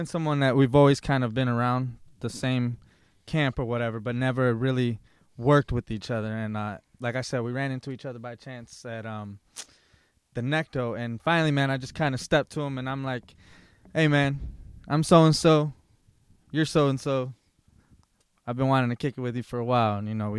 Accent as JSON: {"language": "English", "town": "Lansing", "region": "Michigan", "country": "United States", "said": "You know, I'm originally from Lansing"}